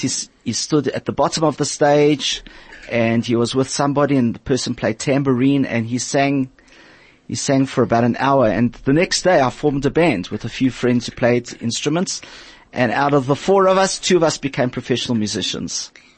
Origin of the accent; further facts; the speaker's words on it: Port Elizabeth, Eastern Cape, South Africa; I learnt it in Port Elizabeth. I'm from Port Elizabeth